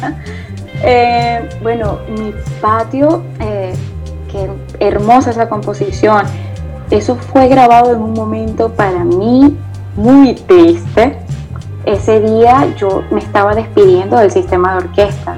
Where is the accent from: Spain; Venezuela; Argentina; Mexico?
Venezuela; eastern Venezuela, Nueva Esparta; fue el joropo oriental. Eh, que es de donde yo soy